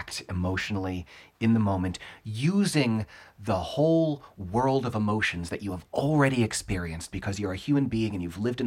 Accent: South Florida, United States; moved away; I grew up in South Florida

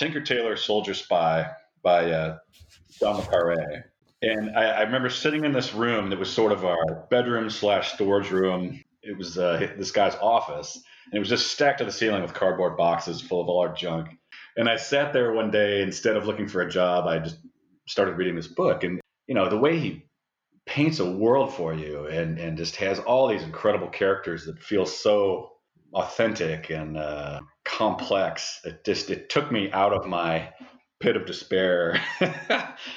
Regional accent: Seattle, Washington, United States; moved away as an adult; now in Louisville, United States; I grew up in the Pacific Northwest and stayed there for college and grad school

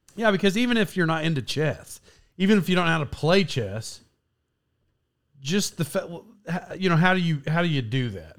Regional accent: Locust Grove, Oklahoma, United States; I grew up in this little town, Locust Grove

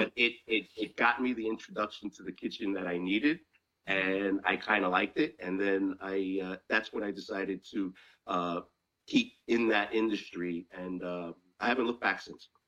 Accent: New York City, New York, United States; I was a kid growing up in Chinatown, and uh, you know Chinatown at the time was uh, kind of a rough place to live

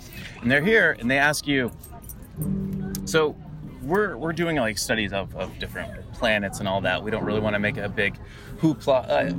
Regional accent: Nebraska, United States; also born or lived in Los Angeles; now in Austin, United States; I grew up in Nebraska

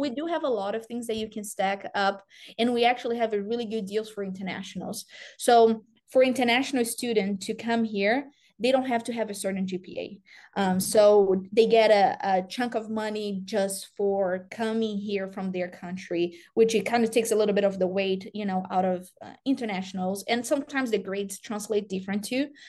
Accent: Brazil; English is a second language; moved away as an adult; also born or lived in Tennessee; now in Iowa, United States; grew up in Brazil

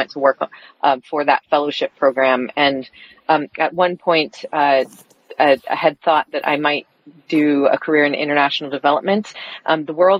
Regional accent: Washington, United States; also born or lived in Guatemala; I grew up in Washington State by way of Guatemala

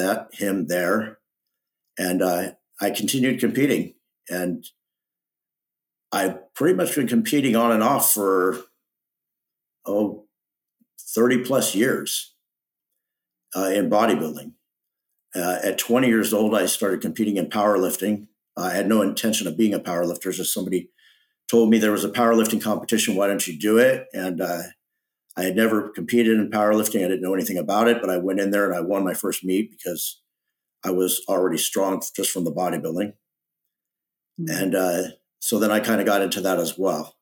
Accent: Los Angeles, California, United States; I grew up in the San Fernando Valley, which is a suburb of Los Angeles

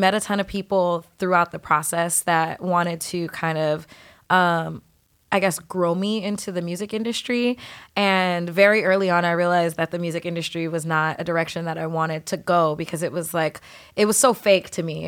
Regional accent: San Diego, California, United States; moved away as an adult; now in New York, United States; I grew up, you know, in San Diego, predominantly Filipino neighborhood

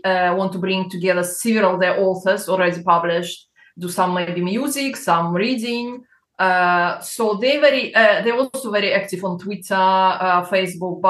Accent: Crimea, Ukraine; accent: Russian; English is a second language; moved away as an adult; also born or lived in Belarus / England; now in United Kingdom; Then I was 6. We moved to Crimea, which was part of Ukraine.

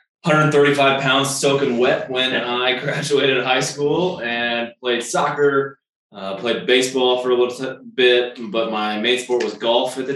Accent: Kansas City, Kansas, United States; moved away as an adult; also born or lived in Arkansas; now in Colorado, United States; I am originally from Kansas City, Kansas side

